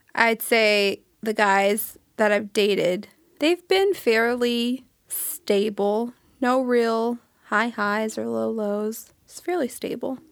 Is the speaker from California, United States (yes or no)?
yes; Sacramento, California, United States; now in Palm Springs, United States; I'm from Sacramento, California. I reside in Palm Springs